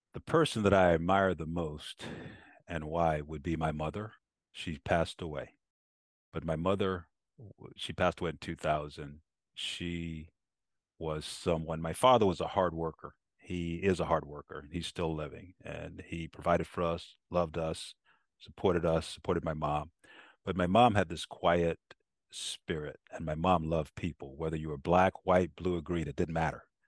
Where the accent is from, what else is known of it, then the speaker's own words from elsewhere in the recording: South Carolina, United States; poor black kid growing up in South Carolina